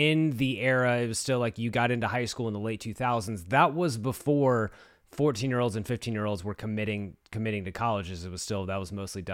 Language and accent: English; Texas, United States; I grew up in Texas